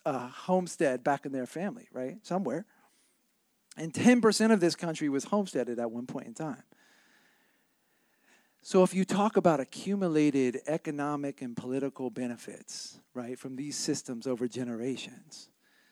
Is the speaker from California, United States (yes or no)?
yes; Oakland, California, United States; I was born and raised in Oakland